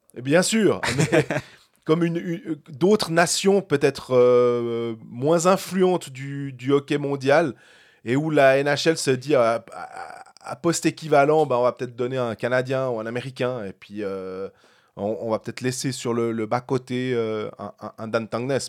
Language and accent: French; Switzerland; On est des Suisses.